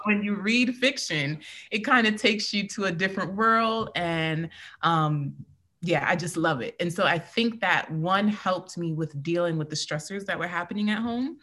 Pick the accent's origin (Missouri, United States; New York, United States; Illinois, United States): New York, United States; New York City; I'm from Queens, New York City